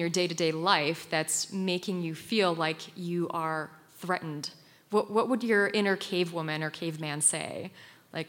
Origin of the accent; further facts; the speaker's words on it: Poland; moved away; I grew up in Poland, and I lived on the Ukrainian border growing up